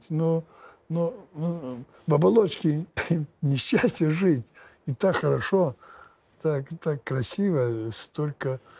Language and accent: Russian; Lithuania; я же я ж литовец.